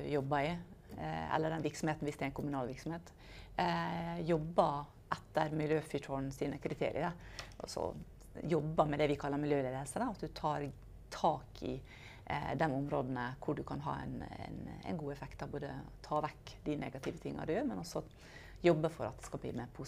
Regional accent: Norway; Eh, spesielt som nordmenn, egentlig.

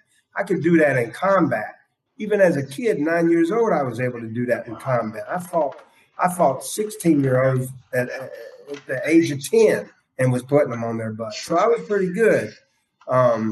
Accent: Beech Island, South Carolina, United States; I was born and raised in South Carolina. Aiken County is where I'm from. And it's Beach Island, South Carolina, is where I grew up.

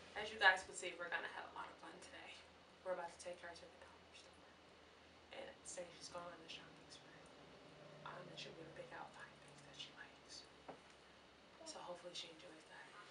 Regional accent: Chicago, Illinois, United States

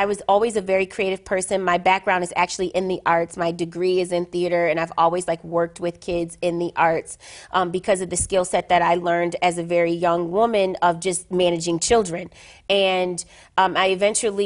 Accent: Buffalo, New York, United States; I grew up in the inner city of Buffalo, New York

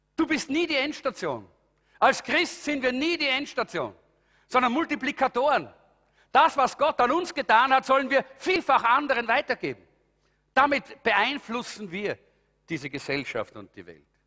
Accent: Austria; bei uns in Europa oder in Österreich

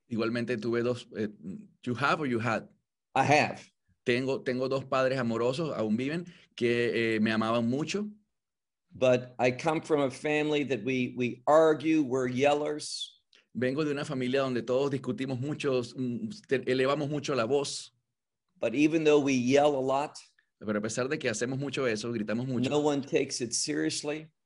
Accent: Atlanta, Georgia, United States; born there; also born or lived in Los Angeles; Yes, I, I was born in Atlanta, Georgia. My father worked for the government.

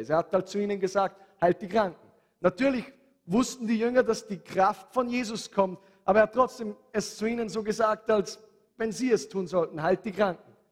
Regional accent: Handenberg, Upper Austria, Austria; Bei uns zu Hause in Handenberg, meine Mama hatte einen Zeitpunkt in ihrem Leben

